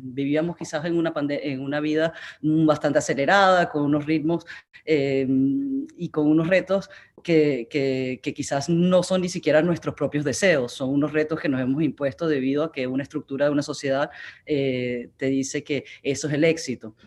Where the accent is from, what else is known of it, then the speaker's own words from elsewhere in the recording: Amazonas, Venezuela; moved away; Yo crecí en el Amazonas venezolano con unos padres extraordinarios